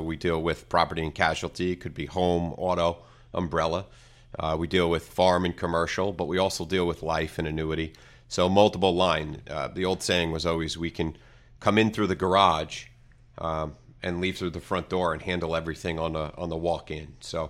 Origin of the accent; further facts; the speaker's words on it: Copiague, New York, United States; now in Baiting Hollow, United States; I grew up west. I grew up in Copeg, right on the Nassau-Suffolk border. And until I moved east, I now live in Bating Hollow.